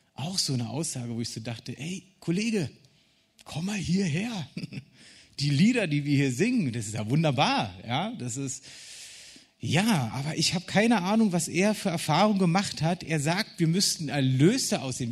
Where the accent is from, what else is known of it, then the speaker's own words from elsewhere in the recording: Berlin, Germany; Ich als Berliner